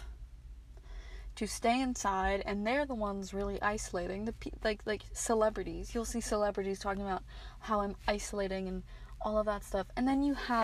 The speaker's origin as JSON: {"language": "English", "region": "Maryland", "country": "United States", "said": "I'm from Maryland"}